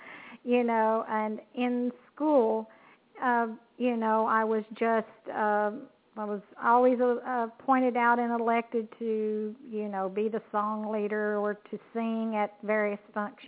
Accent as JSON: {"language": "English", "region": "Kentucky", "country": "United States", "said": "I'm affiliated with CNC Music Group, and I'm from Kentucky, a country gal, so to speak."}